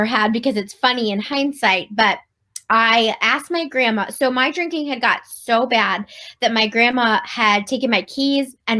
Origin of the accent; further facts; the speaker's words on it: Cleveland, Ohio, United States; moved away as an adult; now in Virginia, United States; I moved from Virginia back to my hometown of Cleveland